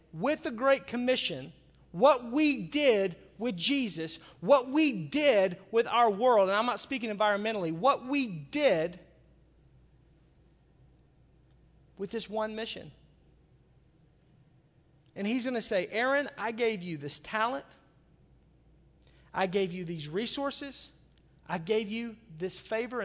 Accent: Arkansas, United States; now in Milwaukee, United States; I grew up in Arkansas

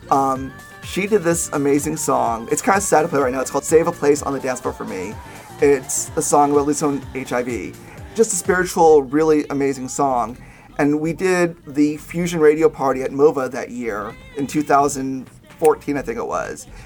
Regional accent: Nashville, Tennessee, United States; I'm from Nashville.

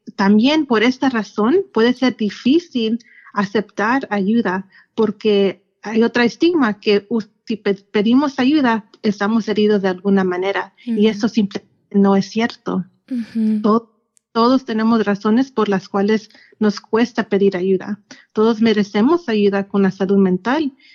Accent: Yakima Valley, Washington, United States; also born or lived in Seattle; Pues yo soy de, del Valle de Yakima y aquí ah, me crecí y aquí es donde está mi familia

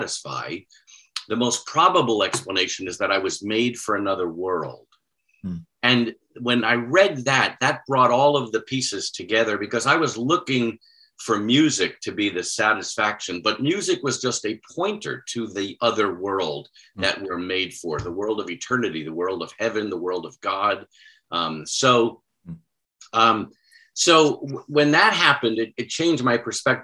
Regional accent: near North Babylon, Long Island, New York, United States; moved away; I grew up not far from North Babylon

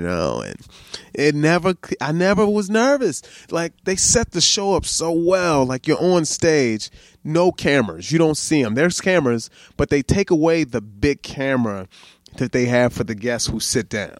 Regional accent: Baltimore, Maryland, United States; now in Sacramento, United States; I grew up in Baltimore

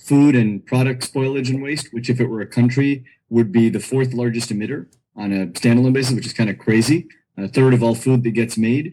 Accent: California, United States; also born or lived in New Delhi, India / East Coast, United States; I grew up in California

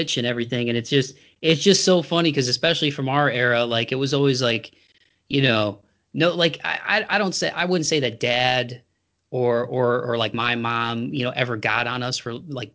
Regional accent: Toledo, Ohio, United States; moved away as an adult; now in Tennessee, United States; the house that I grew up in over on Second Year in Toledo

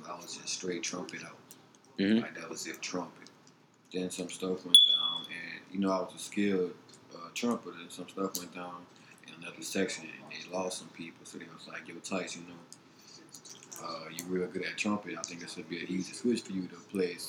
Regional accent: Thibodaux, Louisiana, United States; growing up in Thibodeau

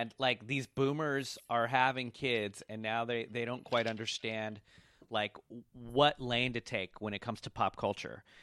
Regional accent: Washington, District of Columbia, United States; now in Brooklyn, United States; I grew up in Washington, D C. That's where I was raised

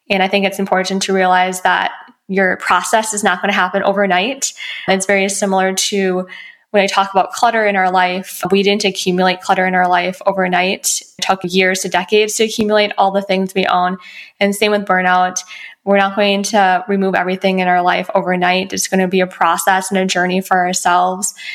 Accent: Midwest, United States; moved away as an adult; now in Los Angeles, United States; I moved out from the Midwest and completed my bachelor degree and my doctor of pharmacy degree.

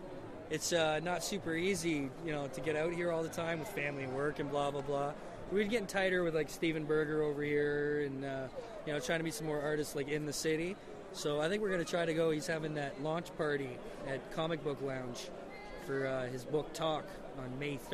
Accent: Canada; I don't think it hurts that we're Canadian.

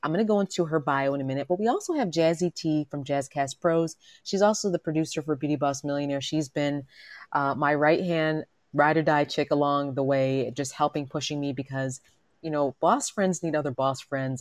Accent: New York City, New York, United States; I'm, I'm from Manhattan and from New York.

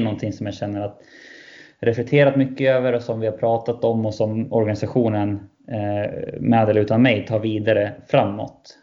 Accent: Västerås, Västmanland, Sweden; jag är västeråsare.

